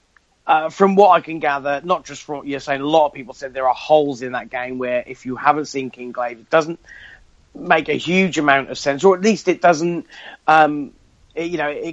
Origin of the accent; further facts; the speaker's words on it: United Kingdom; I'm British. The miserable Brit